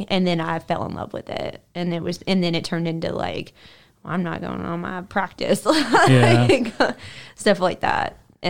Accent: California, United States; now in Memphis, United States; I don't say, oh, I'm from California, but I've been in Memphis. I'm like, oh, I'm from Memphis.

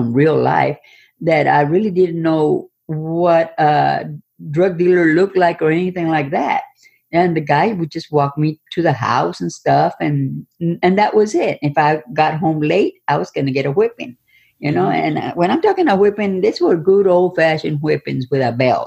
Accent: Robstown, Texas, United States; I come from Texas, a small town suburb of Corpus Christi, Texas. It was called Ropstown

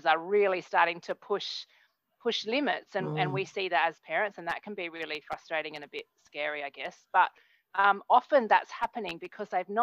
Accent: Australia; moved away; I'm from Australia, but I'm not in Australia at the moment.

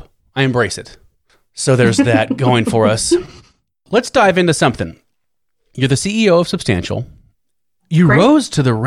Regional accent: Lafayette, Louisiana, United States; moved away; also born or lived in Manhattan, New York; I was also born in Louisiana and lived in Manhattan for a while.

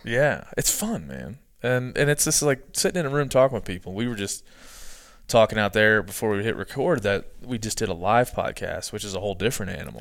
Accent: East Coast, United States; I'm from the East Coast.

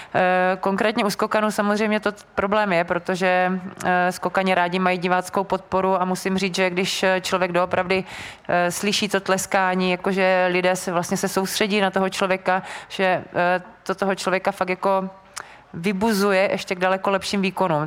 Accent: Brno, South Moravian Region, Czechia; jsem vlastně z Brna

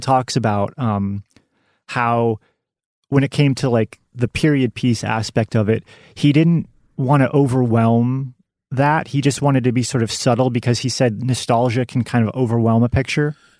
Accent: Western Kansas, United States; moved away; I'm originally from Western Kansas, small town in Western Kansas.

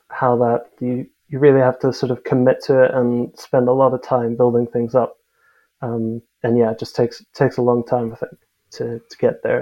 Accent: South Africa; also born or lived in United States / Singapore; now in United Kingdom; Uh, I'm South African, but I've sort of lived a bit all over the place. Um, I was born in the States actually. Um, grew up a bit in, in the UK, uh, back home in South Africa, and then a few years over in Singapore actually.

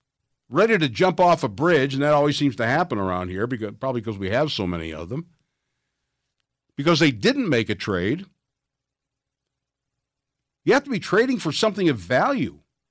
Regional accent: Cleveland, Ohio, United States; born there; now in Pittsburgh, United States; I always say that I was born in Cleveland, but I lived my life in Pittsburgh. I've been here for coming up on 44 years.

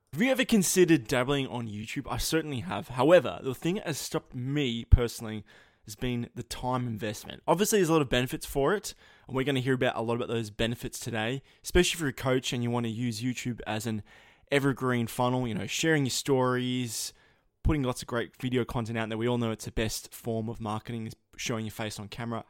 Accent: Australia; accent: Aussie; my accent

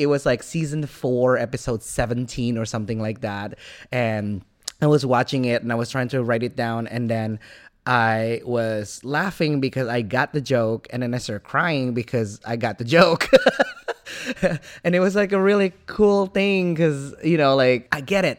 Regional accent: Indonesia; moved away as an adult; now in Vancouver, Canada; I'm from Indonesia originally

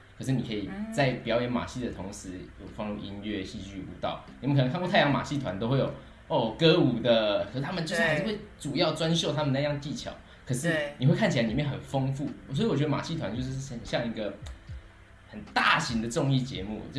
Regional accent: Taichung, Taiwan; moved away as an adult; now in France; 我是太平。

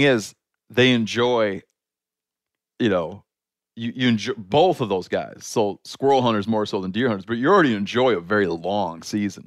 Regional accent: Michigan, United States; my home state of Michigan

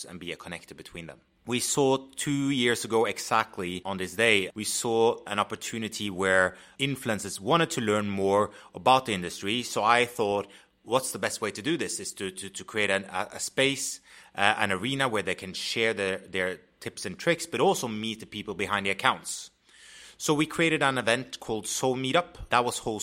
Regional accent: Oslo, Norway; moved away as an adult; now in London, United Kingdom; My background, I'm from Oslo, Norway. Came to London 3 years ago

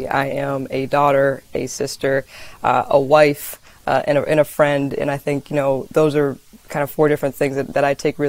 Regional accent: New England, United States; So I grew up in New England

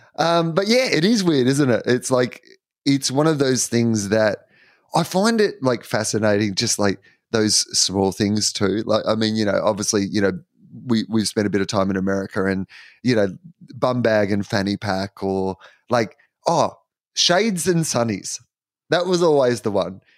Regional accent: Australia; I am an Aussie

